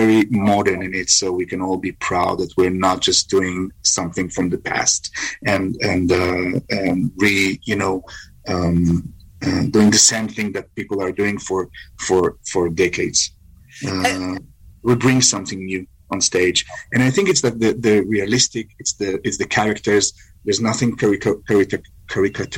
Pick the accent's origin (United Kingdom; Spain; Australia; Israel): Israel; because I'm coming from Israel